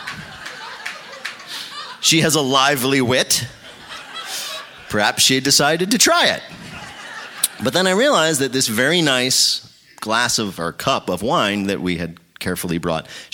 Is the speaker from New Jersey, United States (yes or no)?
yes; New Jersey, United States; I'm from New Jersey